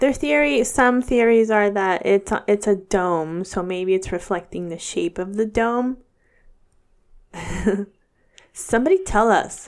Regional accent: Dixon, California, United States; my hometown of Dixon, California

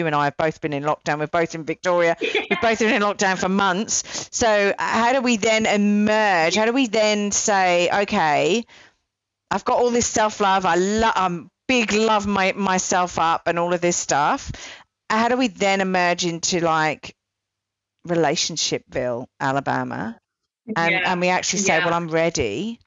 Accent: England, United Kingdom; part of my upbringing, I'm English

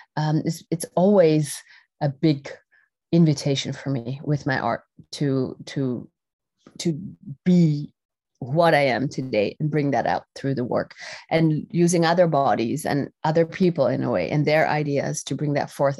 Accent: Netherlands; I was r-, born and raised in the Netherlands, uh, in Europe

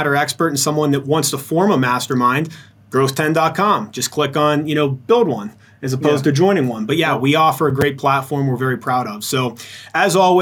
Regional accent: Pittsburgh, Pennsylvania, United States; now in Arizona, United States; I grew up in Pittsburgh

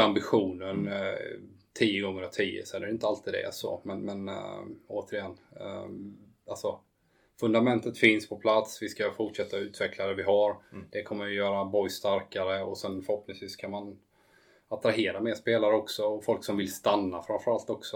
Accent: Habo, Jönköping County, Sweden; Habo där jag kommer från

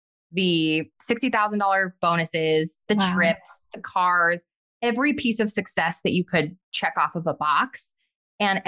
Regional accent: White Rock, New Mexico, United States; I grew up in White Rock, right outside of Los Alamos, New Mexico

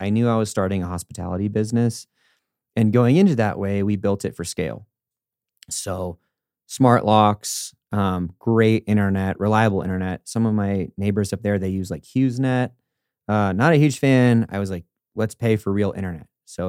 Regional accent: Denver, Colorado, United States; also born or lived in California; I'm from Denver and specifically then California, which is like double negative for those rural communities.

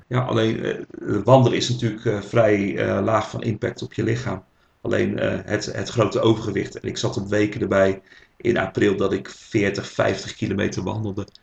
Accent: Rotterdam, South Holland, Netherlands; accent: Rotterdam; geboren in Rotterdam, zoals jullie wel kunnen horen aan mijn eh, accent.

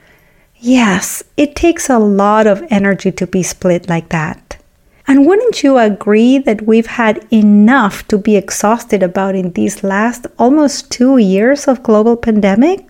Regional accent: Argentina; moved away; I was born and raised in Argentina

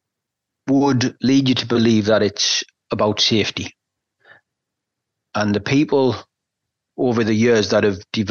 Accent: England, United Kingdom; I sit here as an English person

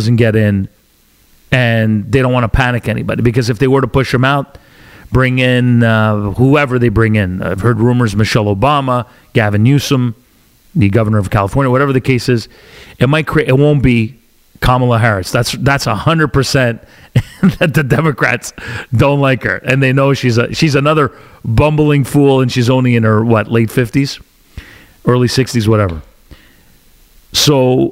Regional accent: Canada; I'm Canadian

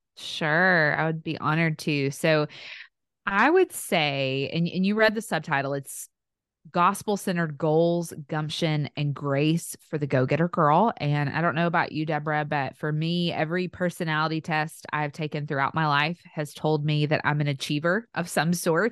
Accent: the South, Tennessee, United States; accent: Southern; in the South, which you can probably tell by my accent.

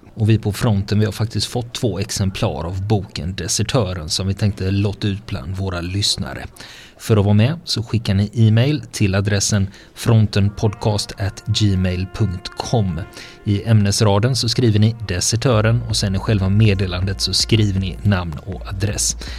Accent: Sweden; vi svenskar

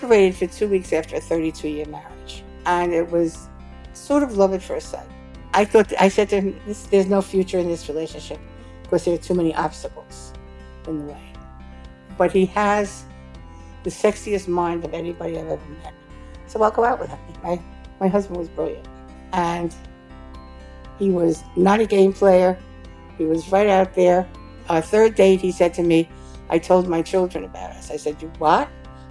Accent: New York City, New York, United States; also born or lived in Manhattan / Columbia County, New York; I grew up in Brooklyn

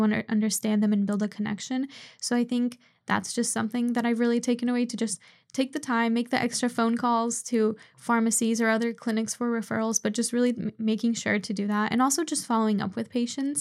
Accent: Seattle, Washington, United States; I was born in Seattle, but my parents both immigrated from Poland

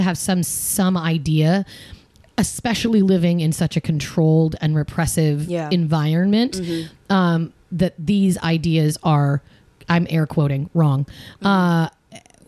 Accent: Seattle, Washington, United States; now in Huntington Beach, United States; Huntington Beach, where I live, and I grew up in Seattle

